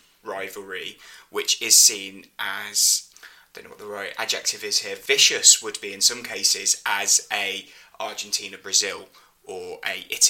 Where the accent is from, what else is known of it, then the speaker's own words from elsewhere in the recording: Birmingham, West Midlands, United Kingdom; So I'm Birmingham born and bred.